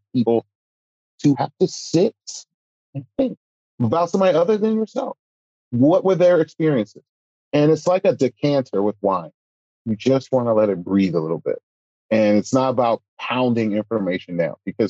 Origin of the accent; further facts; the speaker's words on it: Philadelphia, Pennsylvania, United States; me growing up in Philadelphia